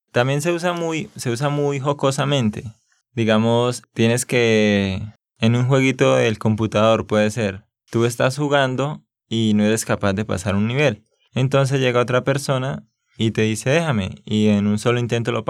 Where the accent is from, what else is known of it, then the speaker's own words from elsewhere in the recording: Santander, Colombia; sí, es que yo soy de Santander y hablamos pues así. Eso que ahora estoy hablando un poco más despacio